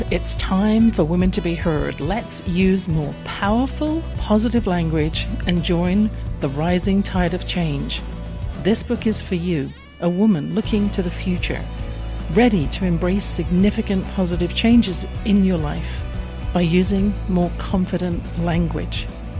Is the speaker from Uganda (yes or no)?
no; England, United Kingdom; born or raised there